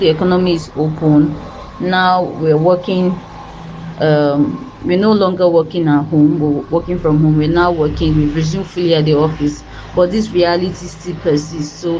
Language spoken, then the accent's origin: English; Delta, Nigeria; also born or lived in Lagos State; now in Lagos, Nigeria; I am from Delta State, but I reside in Lagos State, Nigeria.